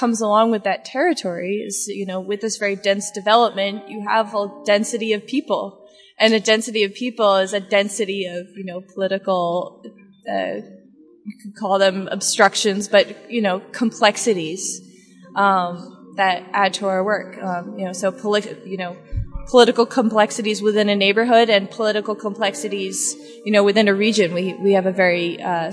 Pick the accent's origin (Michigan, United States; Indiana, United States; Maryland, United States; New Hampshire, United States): New Hampshire, United States; I'm from New Hampshire